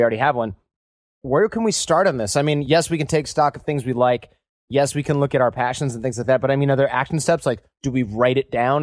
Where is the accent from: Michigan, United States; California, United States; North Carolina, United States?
Michigan, United States; moved away; a bunch of Michigan born and raised folks with our all of our parents who are born and raised in Michigan